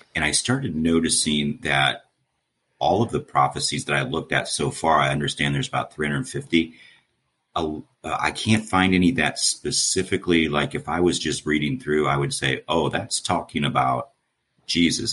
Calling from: Columbus, Ohio, United States; I'm calling from Columbus, Ohio

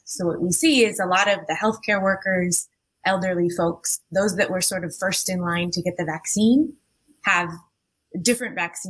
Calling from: Santo Domingo, Distrito Nacional, Dominican Republic; I am calling in from Santo Domingo, the Dominican Republic today.

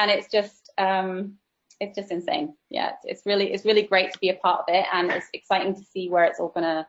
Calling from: Yorkshire and the Humber, United Kingdom; I am located in Yorkshire in England.

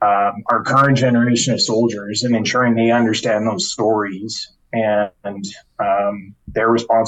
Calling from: Calgary, Alberta, Canada; I'm joining you from Calgary, from my home.

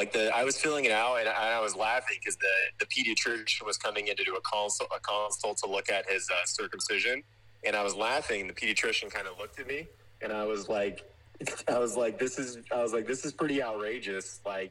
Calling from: California, United States; I'm calling from the People's Republic of California

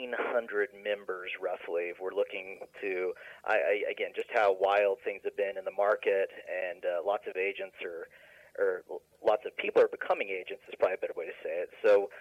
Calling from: Asheville, North Carolina, United States; Calling from Asheville, North Carolina.

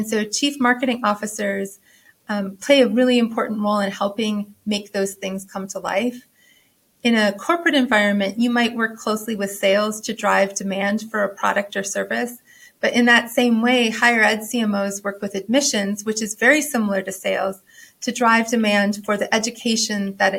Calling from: Norfolk, Virginia, United States; I am joining from Norfolk, Virginia.

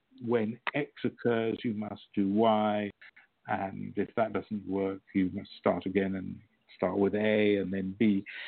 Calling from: France; I'm in France at the moment.

